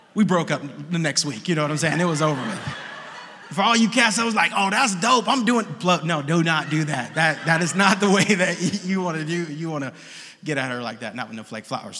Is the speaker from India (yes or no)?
no; Oakland, California, United States; We are Oakland natives, born. I was born on 60th in seminary.